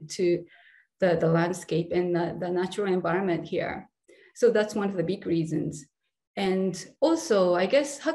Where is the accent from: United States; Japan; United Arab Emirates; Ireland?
Japan; I was born and raised in Japan